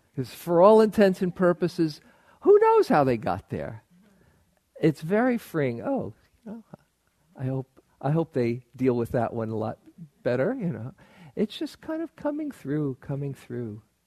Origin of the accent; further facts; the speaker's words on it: New York, United States; I grew up in New York, and people often live in superlatives in New York